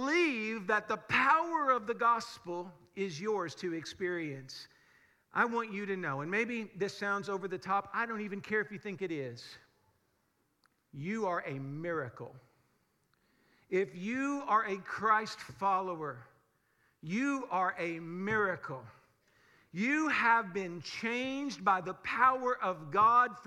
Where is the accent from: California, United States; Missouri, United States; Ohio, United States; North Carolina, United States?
Missouri, United States; Springfield; We grew up in Springfield, which is supposedly filled with churches. We live in a very, very Bible Belt kind of part of the country